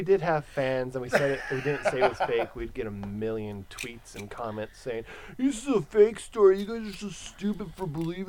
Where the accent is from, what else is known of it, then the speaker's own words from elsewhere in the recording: San Bernardino County, California, United States; now in Los Angeles County, United States; I'm currently living in L.A. County. I grew up in San Bernardino County.